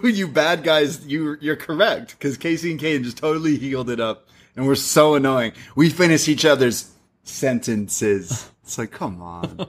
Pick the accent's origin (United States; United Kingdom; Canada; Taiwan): Canada; Toronto, Ontario; I grew up in Scar, like, Scarborough area, North York area, Toronto.